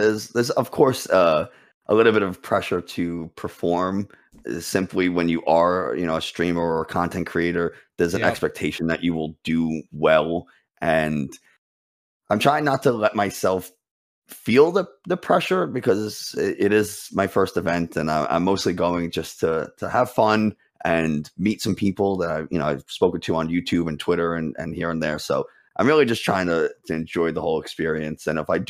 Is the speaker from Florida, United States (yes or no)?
no; New York City, New York, United States; New York City.